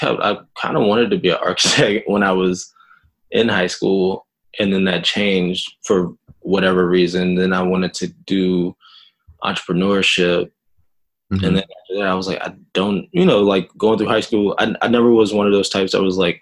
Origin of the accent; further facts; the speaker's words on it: the South, United States; moved away; also born or lived in Jamaica (half Jamaican ancestry) / Florida; I'm from the South, so I'm used to that.